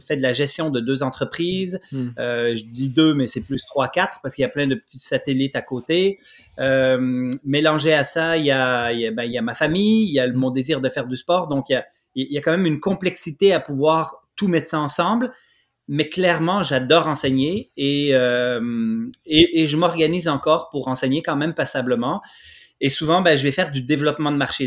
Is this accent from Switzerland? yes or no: yes; Switzerland; now in Quebec, Canada; je suis originaire de la Suisse, donc je connaissais un peu le coin